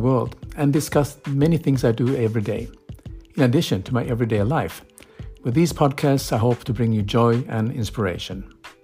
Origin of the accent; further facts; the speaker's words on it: Helsinki, Uusimaa, Finland; my hometown Helsinki